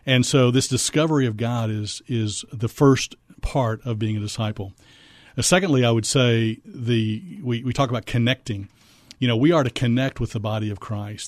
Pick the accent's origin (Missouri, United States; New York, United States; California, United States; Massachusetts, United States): Missouri, United States; moved away as an adult; also born or lived in Fort Worth, Texas; now in San Antonio, United States; I'm originally from Missouri